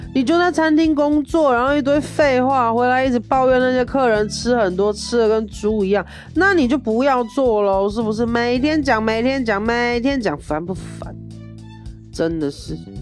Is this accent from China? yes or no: no; Taiwan; moved away; 我是在台湾出生的， 然后我是台湾人